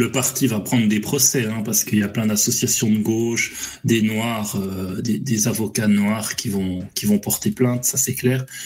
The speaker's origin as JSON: {"language": "French", "country": "Switzerland", "said": "Et je suis suisse, les mecs. Hein. On fait du pognon, nous, dans notre pays."}